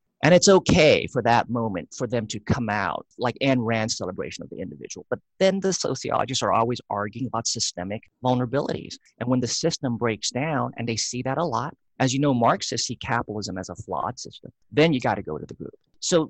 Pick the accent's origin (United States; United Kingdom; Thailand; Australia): Thailand; also born or lived in Laos; That's why we were in Laos. And then Laos fell to the communists. And then we moved to Thailand. And I was raised there in Thai culture.